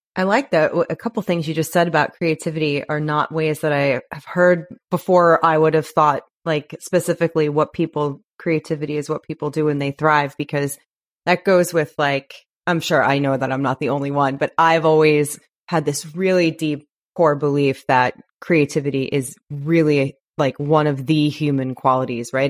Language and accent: English; New York, United States; now in Los Angeles, United States; I'm from New York